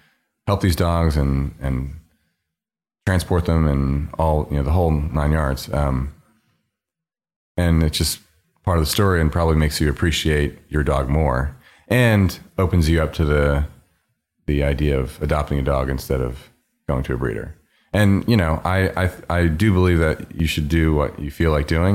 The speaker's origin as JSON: {"language": "English", "region": "New York", "country": "United States", "said": "And as a New Yorker, there's sort of this street style minimalist aesthetic"}